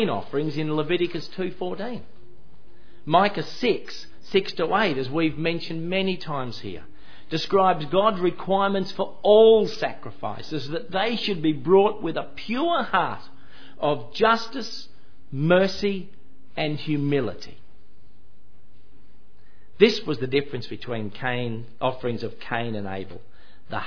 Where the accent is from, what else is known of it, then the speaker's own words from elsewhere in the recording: Queensland, Australia; I was born in Queensland